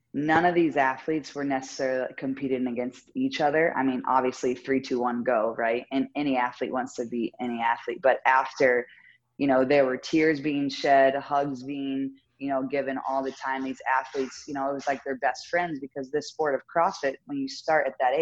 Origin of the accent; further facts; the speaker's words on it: Indiana, United States; growing up in Indiana